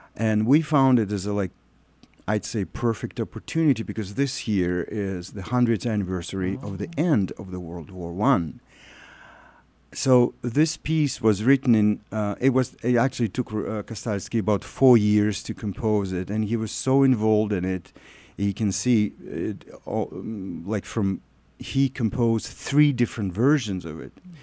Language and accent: English; Russia; moved away as an adult; now in Winnipeg, Canada; I'm Russian. I came from Russia in 2000